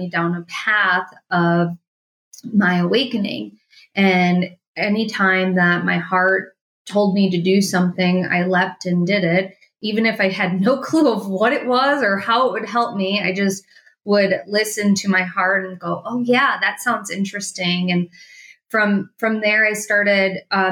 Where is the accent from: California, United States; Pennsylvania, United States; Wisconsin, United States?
Wisconsin, United States; Milwaukee; I grew up in Wisconsin, just like you. I'm from Milwaukee, Wisconsin